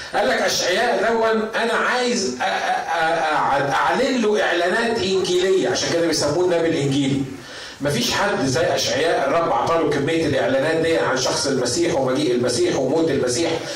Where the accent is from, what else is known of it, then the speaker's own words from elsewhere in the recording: Upper Egypt, Egypt; عندنا في الصعيد